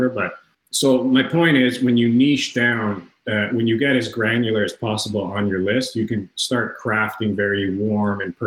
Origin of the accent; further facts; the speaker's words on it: Toronto, Ontario, Canada; I'm from Toronto, Canada